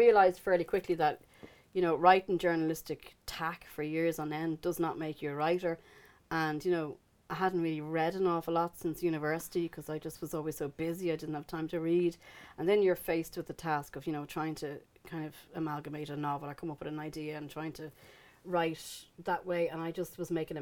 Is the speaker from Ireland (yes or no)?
yes; Dublin, Leinster, Ireland; also born or lived in Belfast; I came back to Dublin then, because, well, my mother was ill.